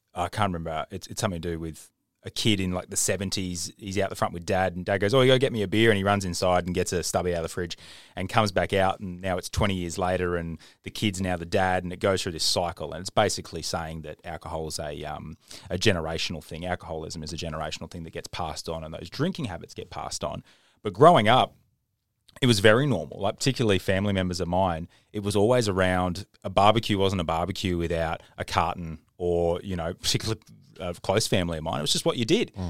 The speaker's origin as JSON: {"language": "English", "country": "Australia", "said": "as an Australian"}